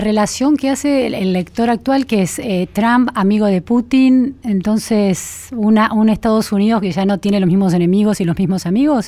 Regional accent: Trenque Lauquen, Buenos Aires Province, Argentina; Pasé mi infancia en Trenquelauque, en una ciudad de la provincia de Buenos Aires

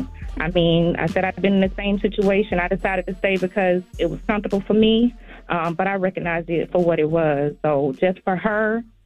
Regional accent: Florida, United States; I'm from Florida.

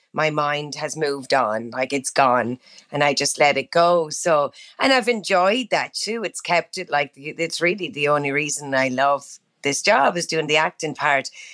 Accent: Ireland; accent: Irish; moved away as an adult; now in United States; I love going back to Ireland and I love acting in my own accent as well

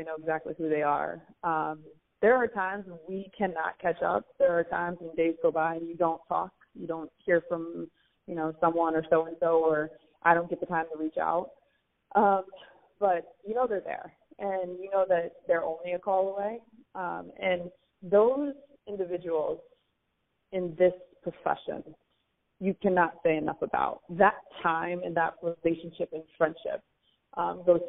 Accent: Ohio, United States; moved away as an adult; also born or lived in Cleveland; childhood and growing up in Ohio

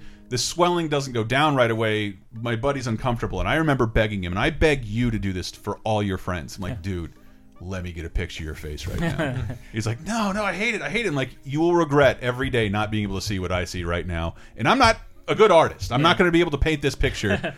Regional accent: Florida, United States; now in San Francisco, United States; I'm from Florida

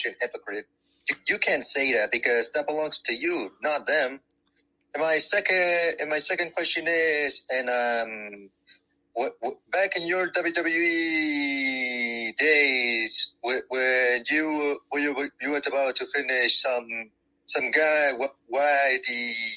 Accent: Chile; I'm from Chile

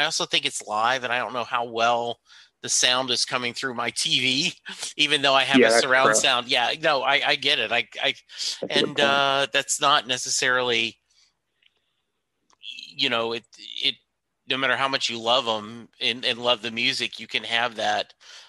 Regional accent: Louisiana, United States; because I grew up in Louisiana. My college, I went to school at McNeese State University

